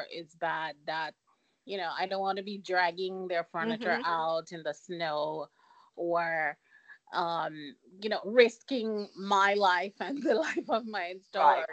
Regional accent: Jamaica; moved away; I'm from Jamaica.

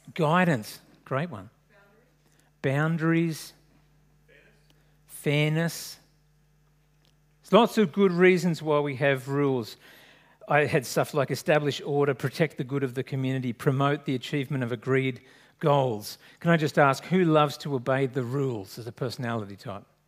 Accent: Sydney, New South Wales, Australia; I grew up in French's Forest

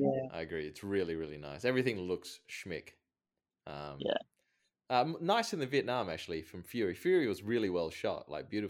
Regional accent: Thailand; I was born there. I was born in Thailand.

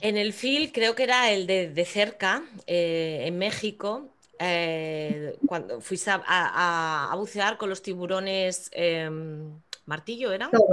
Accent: Asturias, Spain; orgullosa como no de mi tierra

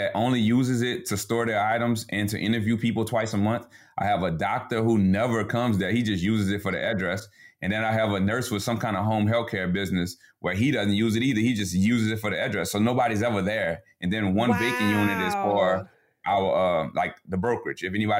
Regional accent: New Orleans, Louisiana, United States; now in Baton Rouge, United States; We're both from New Orleans, but we live in a suburb of Baton Rouge right now

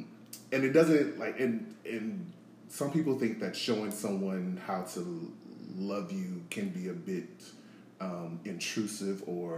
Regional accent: New Orleans, Louisiana, United States; now in Atlanta, United States; But yeah, I'm originally from New Orleans. I've been in Atlanta for nearly 13 years now.

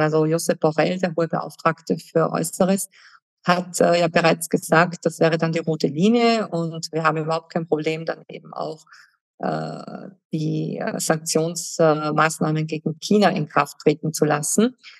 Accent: Germany; moved away; ich habe als Kind in Deutschland gelebt und ich habe die Friedensbewegung als Teenager mitbekommen

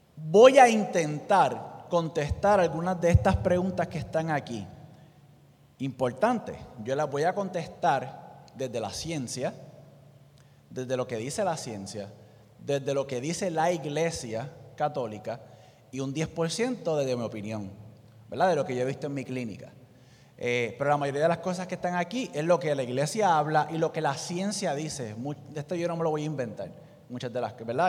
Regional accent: Puerto Rico; nosotros como puertorriqueños

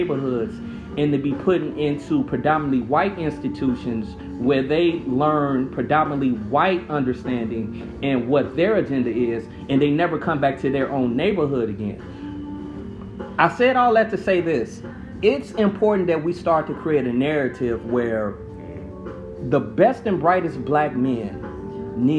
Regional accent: Chicago, Illinois, United States; I was born in West Pullman, right next to Roseland

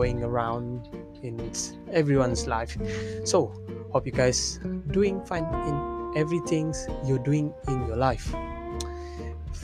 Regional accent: Malaysia; first language Malay; English is a second language; I am a Malaysian, so my first language is Malaysia, Bahasa Malaysia

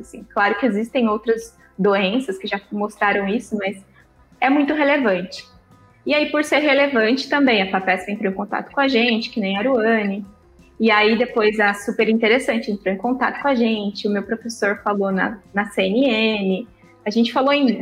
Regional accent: Botucatu, São Paulo, Brazil; moved away as an adult; now in São Paulo, Brazil; eu sou de Botucatu, eu nasci em Botucatu, então eu estava em Botucatu há 29 anos

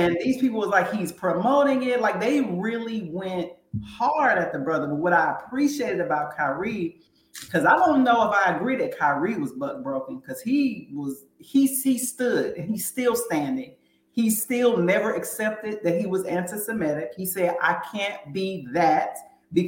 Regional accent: Northeast Ohio, United States; I'm also from Northeast Ohio in terms of, you know, that area of the country

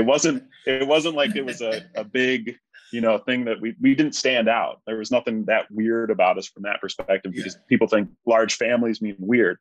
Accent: central New York, United States; we lived in central New York. So it was, like, very rural

